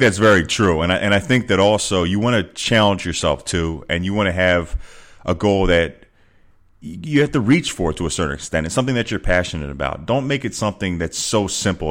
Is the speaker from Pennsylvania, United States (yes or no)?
yes; Philadelphia, Pennsylvania, United States; moved away as an adult; also born or lived in Arizona; Philadelphia, my hometown